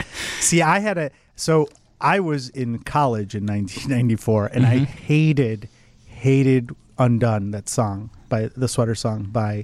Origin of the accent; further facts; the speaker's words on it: Oak Brook, Illinois, United States; Well, I grew up in Oak Brook